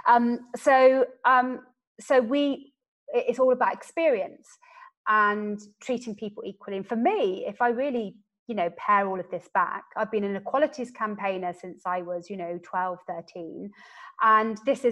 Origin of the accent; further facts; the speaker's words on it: West Country, South West England, United Kingdom; I'm from the West Country